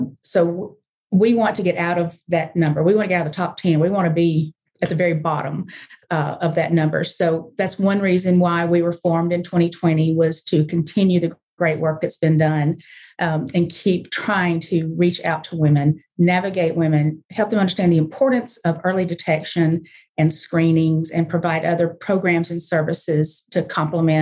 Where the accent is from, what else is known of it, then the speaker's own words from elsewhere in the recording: the South, United States; now in Memphis, United States; I was raised way deep in the South